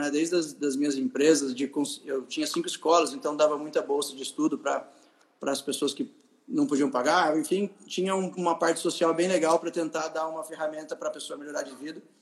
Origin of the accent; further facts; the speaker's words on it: Taubaté, São Paulo, Brazil; also born or lived in Tremembé / United States; Eu nasci em Tremembé, sou Vale Paraibano. Eu nasci em Tremembé. Eu morei eh, grande parte da minha vida em Taubaté, onde eu moro hoje, né? Então, morei até os 16 anos em Taubaté.